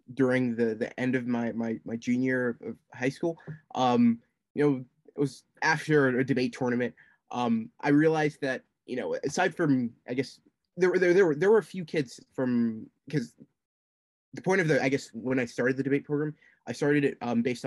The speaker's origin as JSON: {"language": "English", "country": "United States", "tie": "born or raised there", "also_born_or_lived": "Tanzania", "said": "I was born in America"}